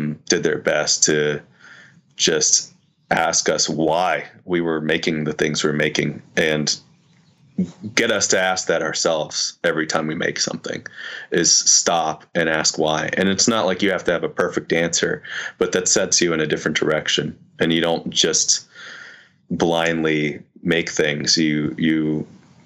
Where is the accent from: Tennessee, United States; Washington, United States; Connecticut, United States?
Tennessee, United States; Nashville; growing up in Nashville.